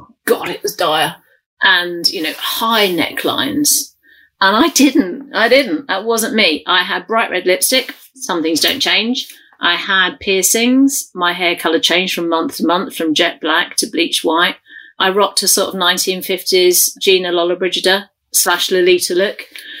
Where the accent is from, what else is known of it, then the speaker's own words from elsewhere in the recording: London, United Kingdom; accent: London; The one thing I do regret dropping is I lost my accent. And with hindsight, I think that's a really big mistake to me. Because my home accent is very, very London, really London.